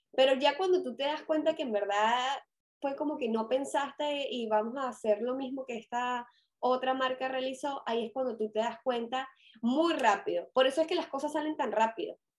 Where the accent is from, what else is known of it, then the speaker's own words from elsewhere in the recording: Caracas, Capital District, Venezuela; si me reconocen el acento, yo soy de Venezuela